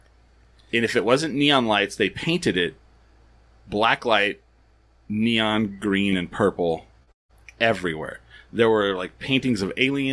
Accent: 1 hour outside of Roswell, New Mexico, United States; I grew up 1 hour outside of Roswell

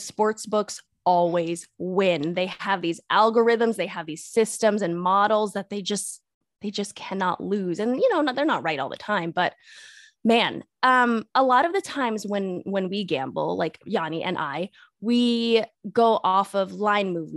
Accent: Las Vegas, Nevada, United States; I was born and raised in Las Vegas, never left

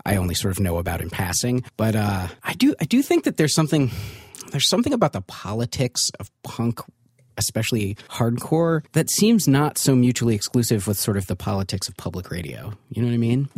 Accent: Ann Arbor, Michigan, United States; I actually grew up in Ann Arbor, Michigan

